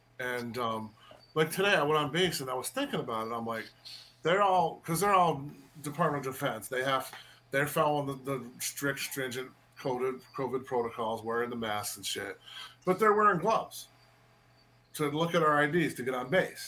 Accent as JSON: {"language": "English", "region": "New York", "country": "United States", "said": "I'm from New York"}